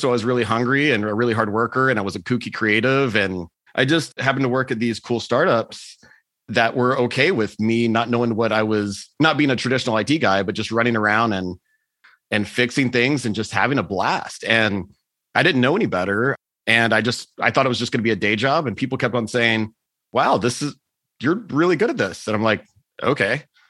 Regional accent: Texas, United States; also born or lived in Germany / South America; And I grew up in Texas, which is a little bit of a conservative place. So I ended up spending a year in Germany working. And then I spent a year in South America

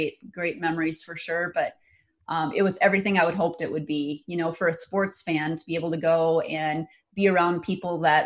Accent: Hills, Minnesota, United States; moved away as an adult; also born or lived in Moorhead, Minnesota; now in Sioux Falls, United States; I grew up in Hills, Minnesota, which is in the very southwest corner of the state of Minnesota.

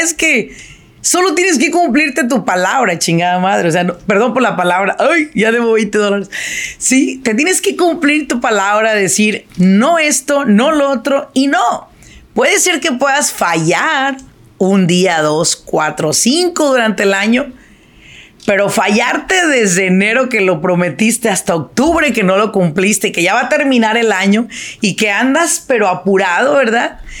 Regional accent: Apatzingán, Michoacán, Mexico; now in Irvine, United States; yo soy de Apachingán, ¿verdad? Me vine de Apachingán por el calor

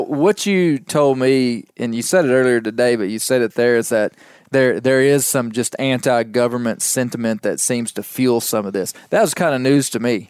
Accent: Western Arkansas, United States; I'm from Western Arkansas

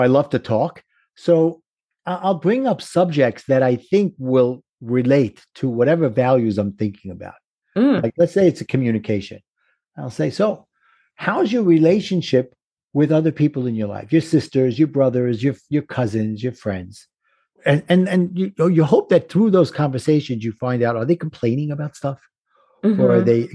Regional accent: New York City, New York, United States; accent: Brooklyn; my Brooklyn accent

